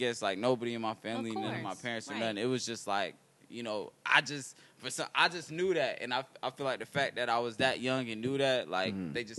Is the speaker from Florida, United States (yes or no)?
no; Oakland, California, United States; I was born in Oakland, California.